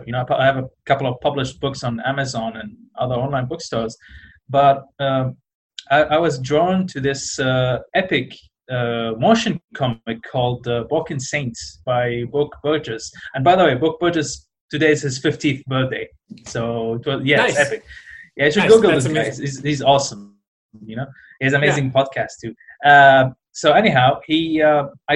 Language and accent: English; Iraq; moved away; I'm originally from Iraq